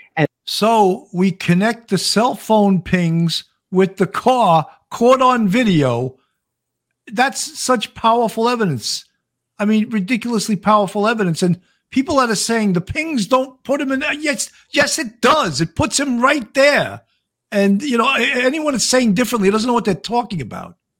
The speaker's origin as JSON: {"language": "English", "area": "Long Island", "region": "New York", "country": "United States", "accent": "Long Island", "said": "I'm from New York.\" He goes, \"No, no, no, no, no, no. You're not from New York. Where? Where in New York?\" I go, \"Long Island"}